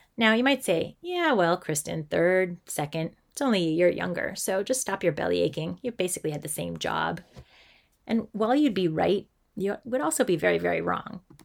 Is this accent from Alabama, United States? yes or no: no; Massachusetts, United States; I'm an elementary school teacher who grew up in a small town in Massachusetts